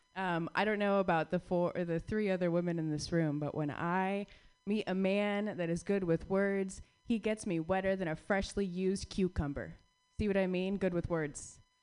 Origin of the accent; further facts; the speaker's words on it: Phoenix, Arizona, United States; my hometown favorite, Long Wongs. I drove past Long Wongs, or I rode past Long Wongs rather, for 16 years in Phoenix, Arizona